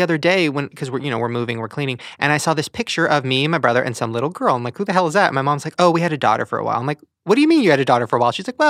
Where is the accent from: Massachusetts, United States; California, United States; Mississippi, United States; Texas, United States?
California, United States; Long Beach; Long Beach.